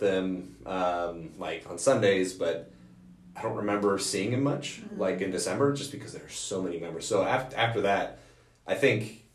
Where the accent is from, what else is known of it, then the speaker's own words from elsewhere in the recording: Morgan Hill, California, United States; moved away as an adult; also born or lived in Rexburg, Idaho / Montana; now in Maine, United States; I grew up in Morgan Hill, California